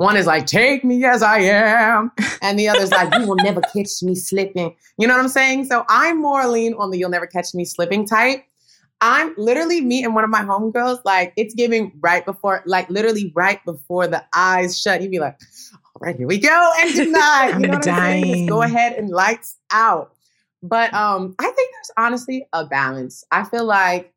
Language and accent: English; Tennessee, United States; moved away; I come from Tennessee